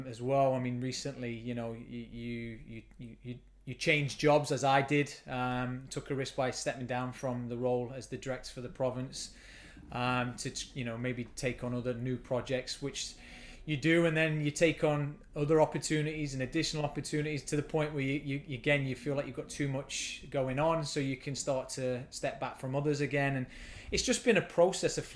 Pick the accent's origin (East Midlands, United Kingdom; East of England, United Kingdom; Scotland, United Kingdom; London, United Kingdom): East Midlands, United Kingdom; Nottingham; moved away as an adult; now in Halifax, Canada; So I grew up in Nottingham in England. I spent a lot of my early childhood there in the urban area of Nottingham